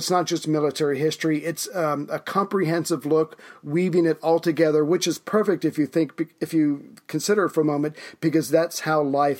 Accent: United States; As an American

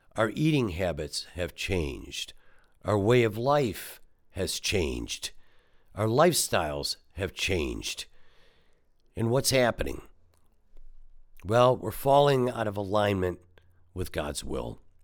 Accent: Detroit, Michigan, United States; growing up in Detroit

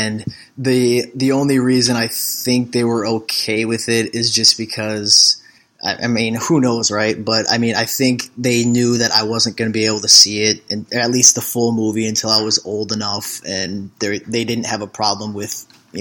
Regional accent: Minneapolis, Minnesota, United States; I'm from Minneapolis, Minnesota

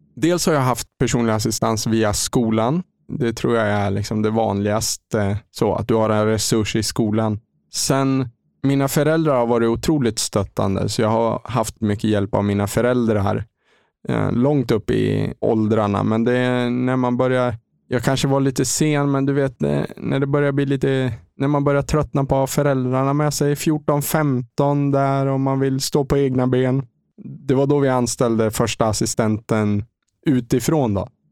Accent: Lindesberg, Örebro County, Sweden; moved away as an adult; now in Mölnlycke, Sweden; kommer jag ifrån en liten stad som heter Lindesberg, fyra mil norr om Örebro. Där jag har bott egentligen i hela min uppväxt fram till eh, jag fyllde 24.

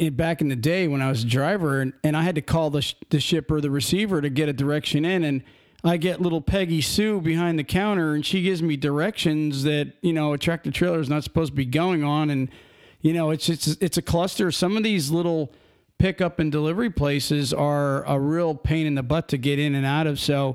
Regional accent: Pennsylvania, United States; now in Florida, United States; we're from Pennsylvania originally

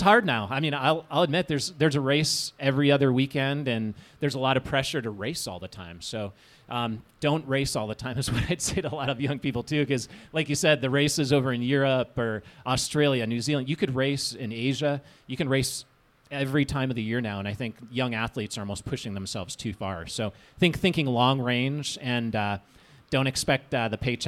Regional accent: Minnesota, United States; I grew up in Minnesota

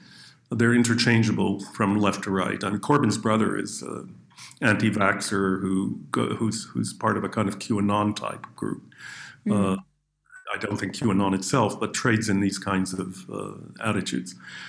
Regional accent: Canada; but growing up in Canada, as I mentioned to you at the beginning, my grandparents' world was the old world.

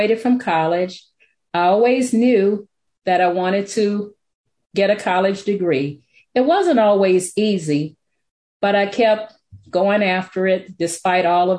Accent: Alexandria, Louisiana, United States; moved away; also born or lived in Detroit, Michigan; I grew up in Alexandria, Louisiana

